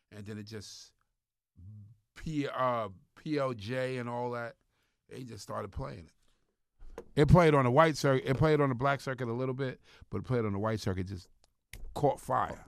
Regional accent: Long Island, New York, United States; moved away; also born or lived in Jersey; I'm from Long Island

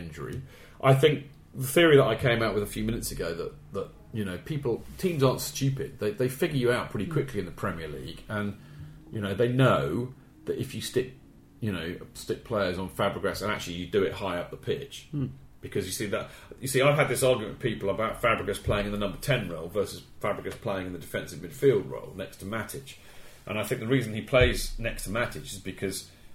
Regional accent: England, United Kingdom; I'm English

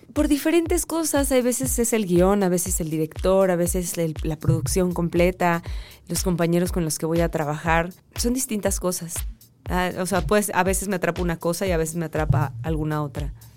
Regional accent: Mexico; no tenía look de total mexicana

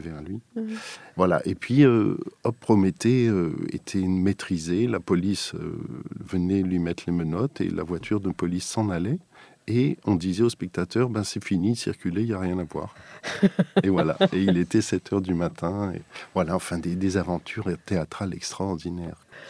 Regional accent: Strasbourg, Grand Est, France; j'étais natif de Strasbourg

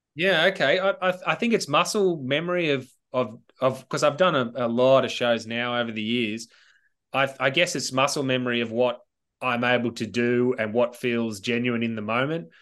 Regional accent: Sydney, New South Wales, Australia; childhood memories about growing up in Southern Sydney

